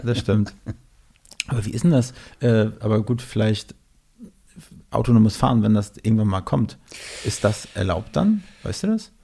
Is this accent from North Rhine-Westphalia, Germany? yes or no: no; Mecklenburg-Vorpommern, Germany; moved away as an adult; now in Berlin, Germany; Ich komme ursprünglich aus Mecklenburg-Vorpommern